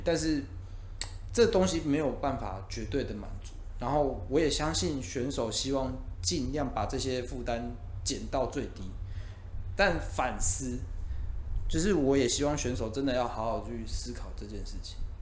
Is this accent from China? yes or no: no; Taiwan; 我们台湾人